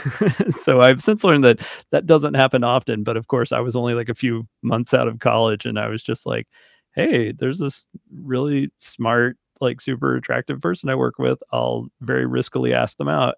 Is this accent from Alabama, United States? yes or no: yes; Alabama, United States; also born or lived in Fort Wayne, Indiana; I'm from Alabama